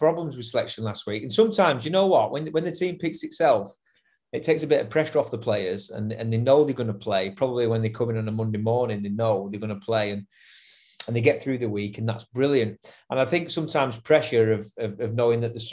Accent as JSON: {"language": "English", "region": "England", "country": "United Kingdom", "said": "as an English man who's played for Ireland"}